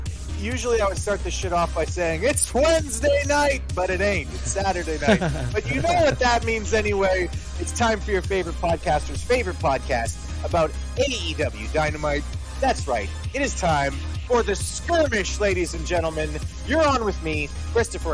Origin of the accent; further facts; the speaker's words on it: Kenora, Ontario, Canada; my home country, Canada, my home province